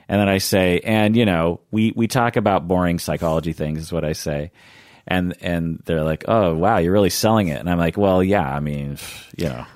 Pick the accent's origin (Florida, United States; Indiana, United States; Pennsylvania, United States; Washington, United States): Washington, United States; Seattle; Seattle was the same way when I was a kid.